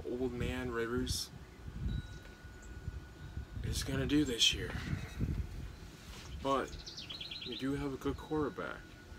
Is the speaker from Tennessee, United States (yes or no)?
no; Indiana, United States; I'm from Indiana.